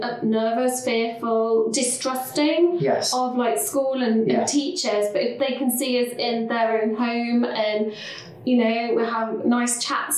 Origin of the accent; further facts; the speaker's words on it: Leicester, East Midlands, United Kingdom; I'm from Leicester